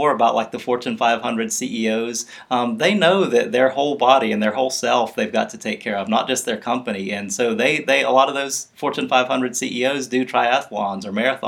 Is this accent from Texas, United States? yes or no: no; Mobile, Alabama, United States; I grew up in Mobile, Alabama